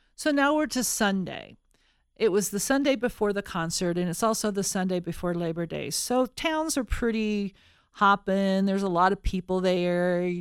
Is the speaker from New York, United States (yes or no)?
no; Colorado, United States; We are from Colorado.